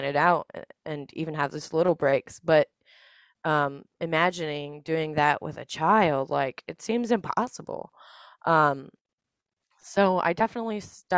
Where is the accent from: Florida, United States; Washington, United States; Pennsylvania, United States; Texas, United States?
Texas, United States; Dallas; moved away as an adult; also born or lived in San Antonio, Texas; now in South Carolina, United States; I'm originally from Dallas, Texas